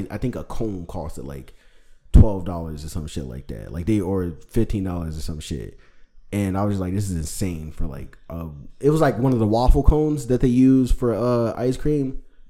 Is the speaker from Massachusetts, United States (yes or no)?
no; Harvey, Illinois, United States; I grew up in Ford Heights, Harvey, some parts of like Dixmoor